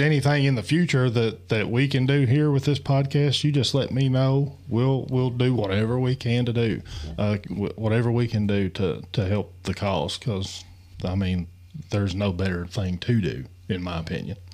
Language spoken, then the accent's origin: English; Appalachia, United States; in our culture in Appalachian